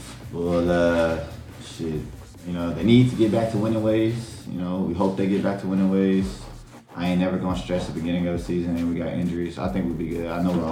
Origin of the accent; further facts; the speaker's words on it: United States; I as an American